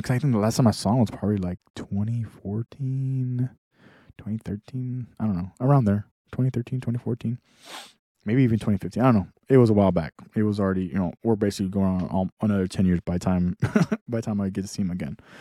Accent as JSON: {"language": "English", "region": "Texas", "country": "United States", "said": "I'm from Texas"}